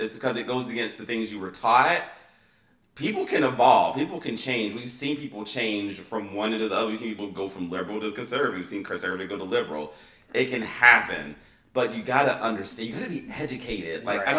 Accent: United States; And I am a capitalist. It's called, I'm American. It's been ingrained in me as I'm a capitalist as an American citizen.

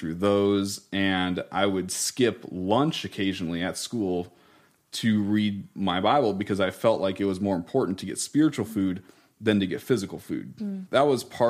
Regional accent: Iowa, United States; We were originally from Iowa

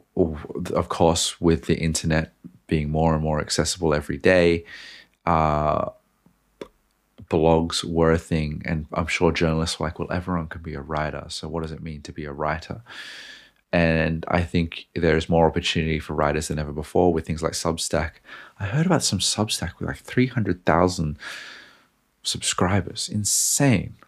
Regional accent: Australia; I'm Australian

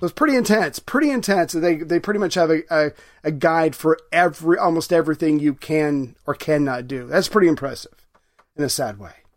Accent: United States; I'm an American

